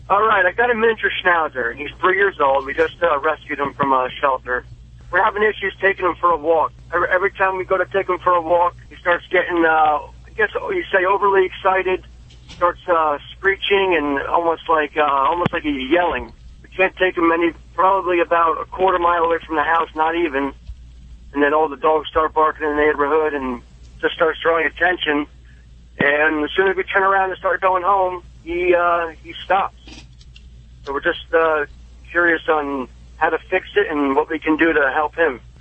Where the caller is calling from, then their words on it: New Jersey, United States; Calling from Jersey